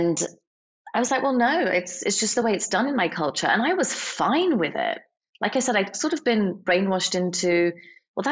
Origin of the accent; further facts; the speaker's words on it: England, United Kingdom; I grew up in England. I didn't grow up in India